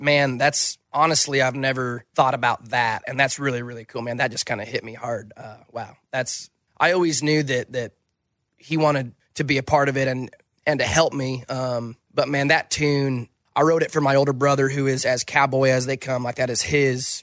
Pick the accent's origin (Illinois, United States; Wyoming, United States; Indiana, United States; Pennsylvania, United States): Wyoming, United States; moved away; when I moved away from Wyoming